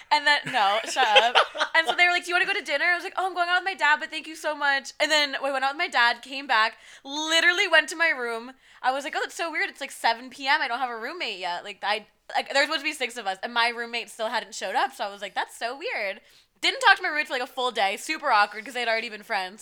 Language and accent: English; New Jersey, United States; I'm from North Jersey